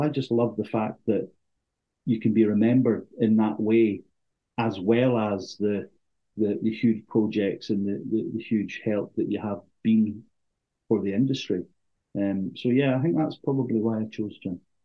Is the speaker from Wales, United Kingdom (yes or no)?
no; Thurso, Scotland, United Kingdom; I was born and bred in Thurso, spent my formative years there